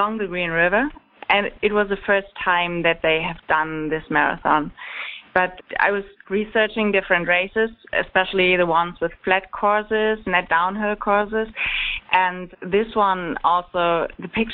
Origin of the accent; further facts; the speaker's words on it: Germany; English is a second language; moved away as an adult; now in Atlanta, United States; I'm from Germany, like you might have noticed from my accent